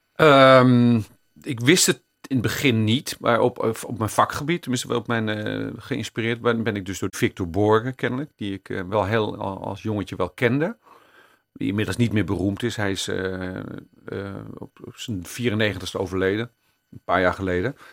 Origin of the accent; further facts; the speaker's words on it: Amsterdam, North Holland, Netherlands; also born or lived in Jordaan, Amsterdam; Ik ben er geboren, daar ben ik trots op. Maar eh, ik ben na een jaar al verhuisd naar Amsterdam West